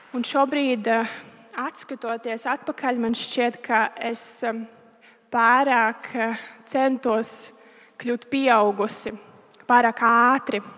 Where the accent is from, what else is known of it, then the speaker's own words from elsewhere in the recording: Roja, Talsi Municipality, Latvia; Mēs eh, esam no Rojas. Un, eh, es pastāstīšu par savu bērnību, no kurienes es nāku.